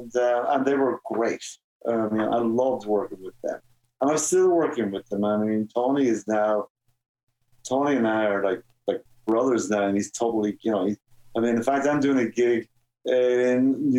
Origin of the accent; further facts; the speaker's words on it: Ireland; now in United States; And when I grew up in Ireland, you know, if something was what's the real word? Deadly.